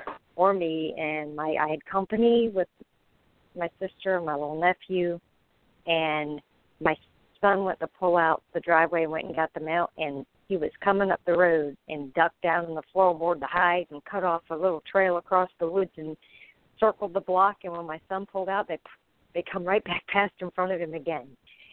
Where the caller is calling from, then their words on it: Florida, United States; Yes, I'm in Florida.